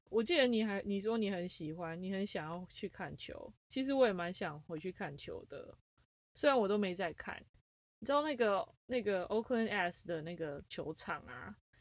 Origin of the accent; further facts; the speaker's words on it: Taiwan; now in United States; 以我们台湾人来说